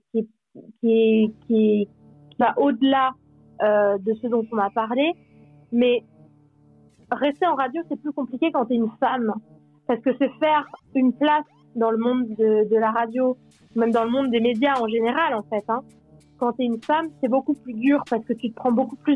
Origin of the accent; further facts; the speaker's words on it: Normandy, France; now in Switzerland; J'ai, euh, je, viens de Normandie de base.